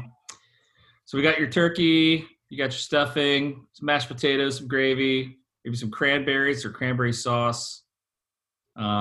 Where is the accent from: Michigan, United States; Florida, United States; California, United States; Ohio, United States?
California, United States; Pasadena; a clinical psychologist from Pasadena, California